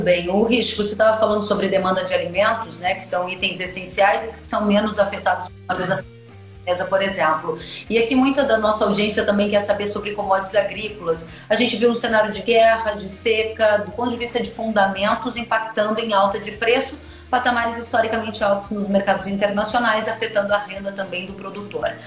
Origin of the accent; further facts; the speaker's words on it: Rio Grande do Sul, Brazil; como boa gaúcha que sou